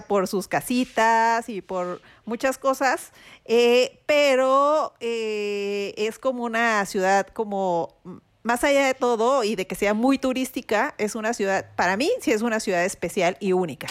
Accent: Mexico; somos mexicanos

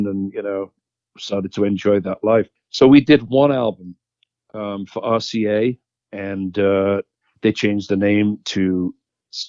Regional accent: Liverpool, North West England, United Kingdom; moved away as an adult; I was from Liverpool

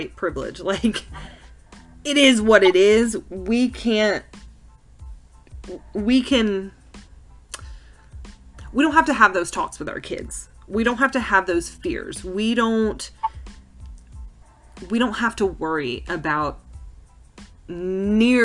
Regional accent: the South, United States; We were born in the South. We were raised in the South.

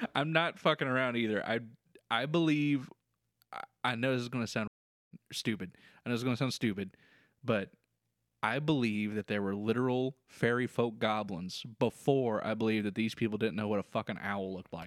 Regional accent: Kentucky, United States; It's in my home state.

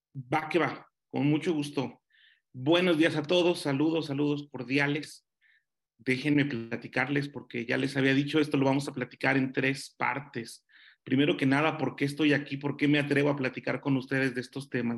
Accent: Nezahualcóyotl, State of Mexico, Mexico; Yo era de Nesa, yo era de Nesa

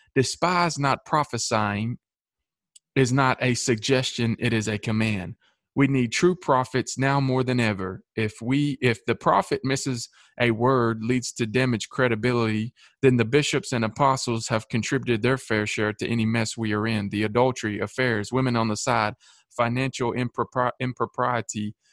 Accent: Shelbyville, Tennessee, United States; also born or lived in Manchester, Tennessee; I grew up in Shelbyville

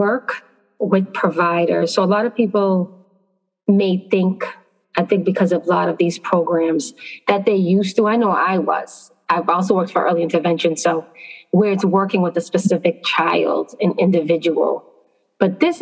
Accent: Boston, Massachusetts, United States; now in New York, United States; I'm originally from Boston, Massachusetts, so most of my experience is there

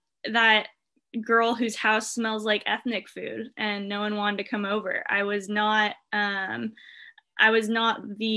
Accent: Irvine, California, United States; I grew up in Irvine, California

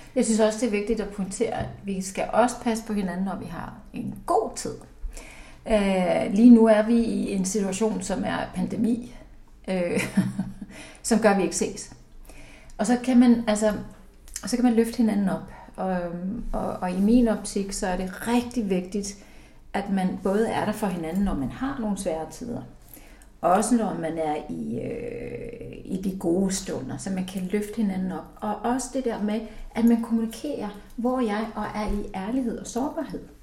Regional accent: Iceland; moved away as an adult; now in Denmark; jeg er født og opvokset i Island, så det har farvet hele mit liv

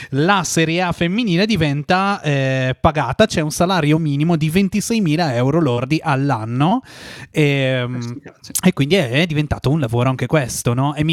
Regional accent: Breno, Lombardy, Italy; Breno è il mio paese.

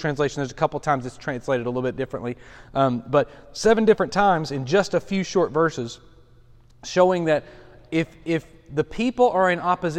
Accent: Lenoir City, Tennessee, United States; I consider Lenore City, Loudoun, my hometown

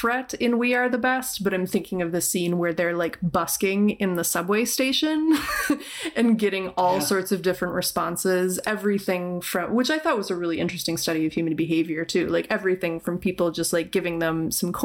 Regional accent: United States; I'm an American

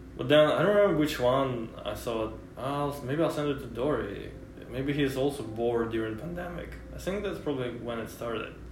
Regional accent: Russia; English is a second language; moved away as an adult; now in United States; when I was growing up in Russia

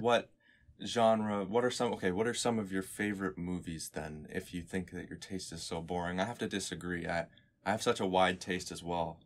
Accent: Canada; I am some kid from Canada

